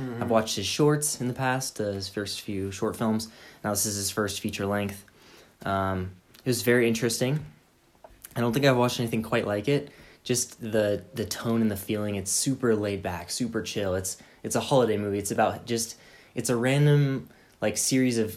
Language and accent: English; United States; I'm American